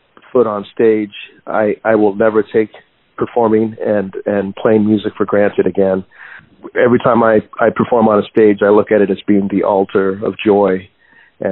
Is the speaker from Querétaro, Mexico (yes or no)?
no; Guadalajara, Jalisco, Mexico; now in San Diego, United States; I was born in Guadalajara, Jalisco